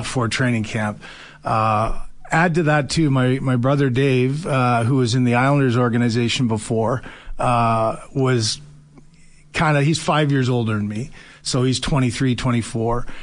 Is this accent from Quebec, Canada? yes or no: no; London, Ontario, Canada; I grew up in London, Ontario